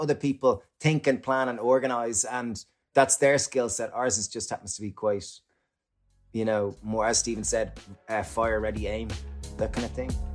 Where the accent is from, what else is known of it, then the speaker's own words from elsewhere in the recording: Ireland; growing up in Ireland